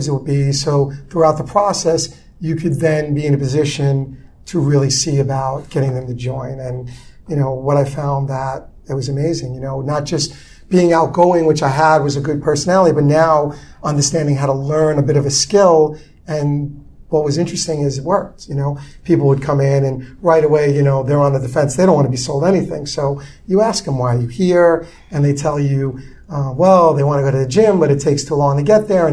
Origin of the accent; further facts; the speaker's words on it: New York City, New York, United States; I grew up in Brooklyn in the 70s and the 80s